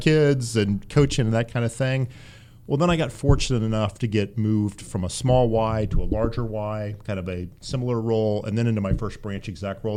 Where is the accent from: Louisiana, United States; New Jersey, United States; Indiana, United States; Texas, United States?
Indiana, United States; Central; moved away; also born or lived in Dayton; I grew up in Central Indiana.